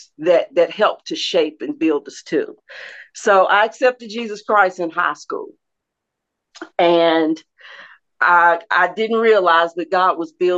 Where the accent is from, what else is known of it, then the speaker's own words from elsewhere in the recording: Bluefield, West Virginia, United States; growing up in Bluefield, I had the privilege of having Bible every year of my schooling